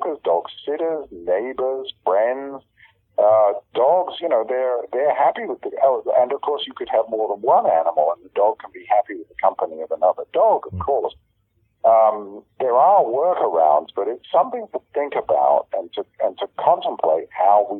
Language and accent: English; United Kingdom; accent: British; moved away; you probably tell on my accent, I'm British originally.